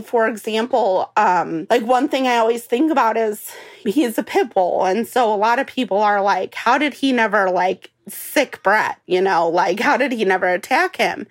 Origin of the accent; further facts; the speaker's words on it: Cleveland, Ohio, United States; moved away as an adult; now in Missouri, United States; I was actually born and raised in Cleveland, Ohio